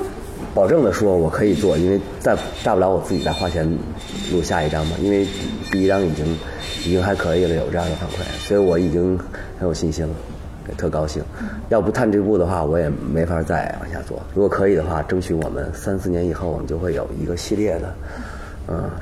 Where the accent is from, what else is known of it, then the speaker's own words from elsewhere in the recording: China; 好像是我们中国人的血液里边，或者是，或者是，比如说我们在婴儿期啊什么，经常周围放的全是这玩意儿，可能。